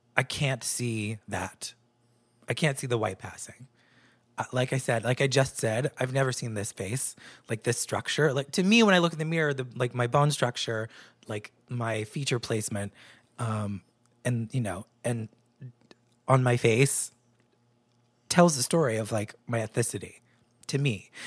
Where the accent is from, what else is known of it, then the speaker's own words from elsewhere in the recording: New Hampshire, United States; moved away; also born or lived in New York; I was raised in New Hampshire, which was a predominantly white place